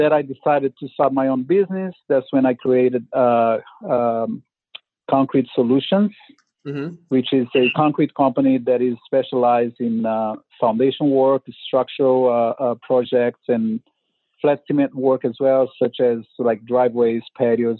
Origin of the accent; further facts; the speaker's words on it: Brazil; moved away as an adult; now in Oakland, United States; I'm from originally from Brazil